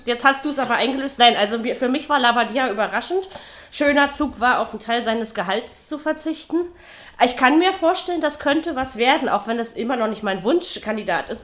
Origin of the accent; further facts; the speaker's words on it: East Germany, Germany; ich bin in der DDR aufgewachsen